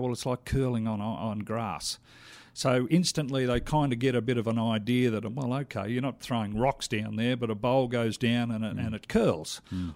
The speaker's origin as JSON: {"language": "English", "country": "Australia", "moved": "as an adult", "lives_now": "Calgary, Canada", "said": "I'm Australian"}